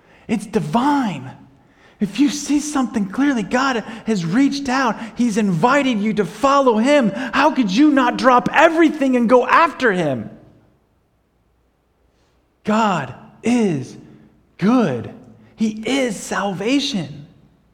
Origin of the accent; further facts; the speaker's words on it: United States; We're from the United States, and we're you know, missionaries